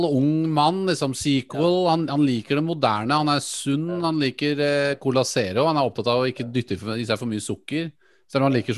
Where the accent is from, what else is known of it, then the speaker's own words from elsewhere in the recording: Western Norway, Norway; Jeg er jo vestlending